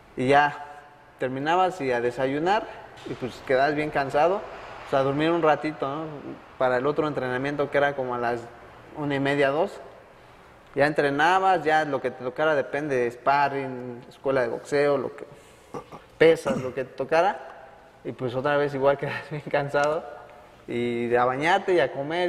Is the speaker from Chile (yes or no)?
no; Mexico; como mexicanos